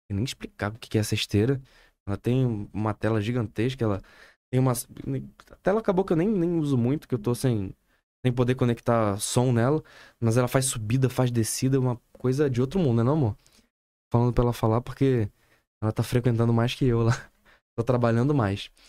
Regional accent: São Paulo, Brazil; moved away as an adult; now in Manaus, Brazil; Não, eu sou de São Paulo.

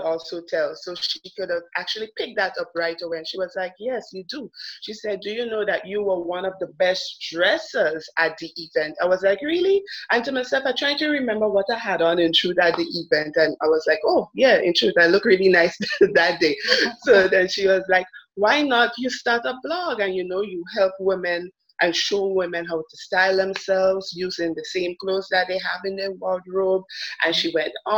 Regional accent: Grenada; also born or lived in Trinidad and Tobago; I am Grenadian, but I was born in Trinidad

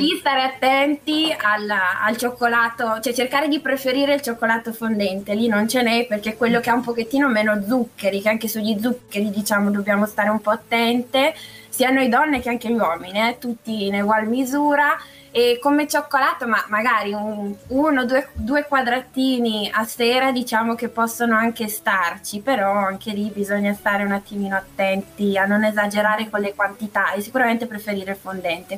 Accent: Gorgonzola, Lombardy, Italy; moved away as an adult; now in Milan, Italy; Sì, da un sì, paio d'anni vivo a Milano in realtà, però... Ah però sono nata e cresciuta a Gorgonzola.

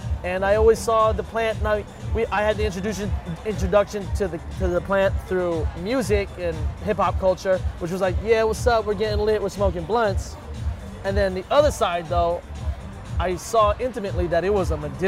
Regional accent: San Francisco, California, United States; I was born and raised in San Francisco, the San Francisco Mission District.

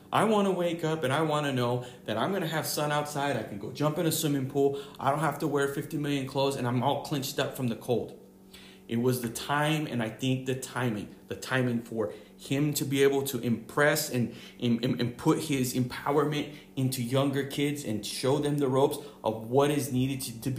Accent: Michigan, United States; now in Massachusetts, United States; I've lived in Massachusetts for how long ever, 20 years of my life. I was born and raised in Michigan area.

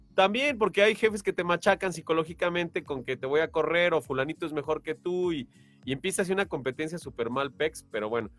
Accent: Mexico; somos mexicanos

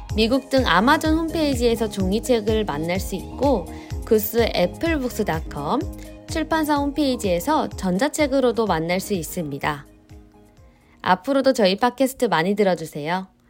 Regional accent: South Korea

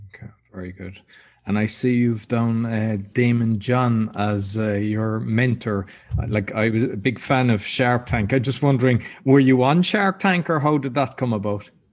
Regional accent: Ireland; I'm Irish.

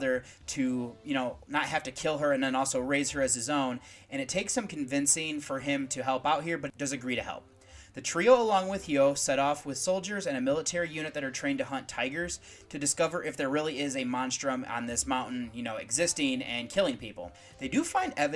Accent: United States; As an American citizen

